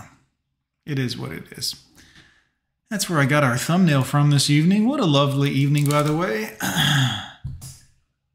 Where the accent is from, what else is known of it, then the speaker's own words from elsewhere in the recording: Fort Lauderdale, Florida, United States; I grew up in Fort Lauderdale in the 90s